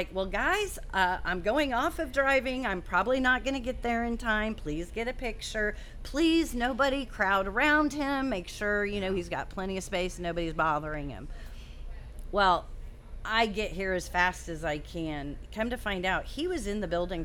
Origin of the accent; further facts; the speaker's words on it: Wichita, Kansas, United States; I grew up going to Wichita State men's basketball games in grade school when my parents were season ticket holders